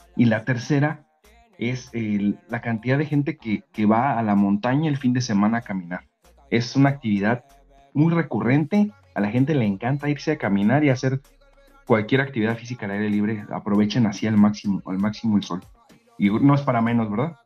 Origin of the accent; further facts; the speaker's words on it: Mexico; now in Bulgaria; los que somos mexicanos